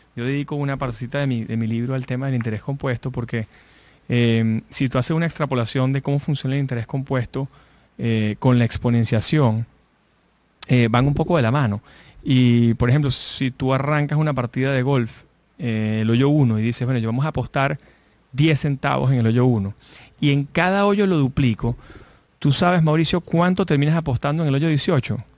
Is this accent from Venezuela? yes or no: yes; Venezuela; moved away; yo que vengo de Venezuela